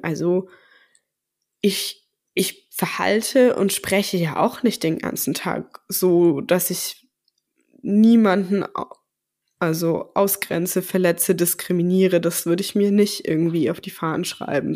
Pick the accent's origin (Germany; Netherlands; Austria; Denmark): Germany; Southern Germany